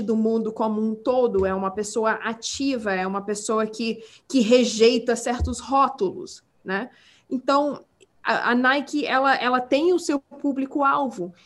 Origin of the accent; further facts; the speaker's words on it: Brazil; accent: Portuguese; first language English; Portuguese is a second language; now in United States; quando eu era criança no Brasil